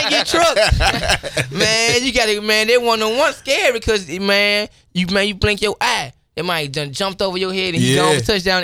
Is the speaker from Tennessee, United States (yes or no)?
yes; Memphis, Tennessee, United States; I come from Memphis, you know, and it's mostly African Americans